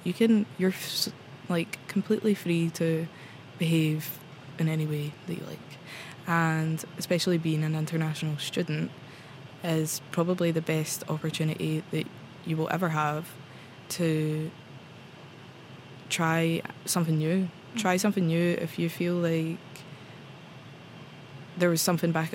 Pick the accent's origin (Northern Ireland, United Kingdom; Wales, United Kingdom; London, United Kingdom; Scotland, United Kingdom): Scotland, United Kingdom; moved away as an adult; now in Oslo, Norway; I'm from Scotland. I'm here in Oslo for an exchange year